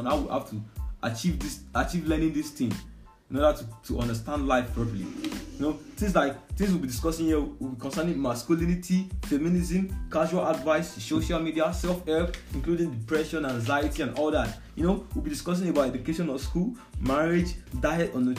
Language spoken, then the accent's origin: English; Lagos, Nigeria; now in Sokoto, Nigeria; I grew up somewhere in Lagos, and you know, I'm here in Sokoto.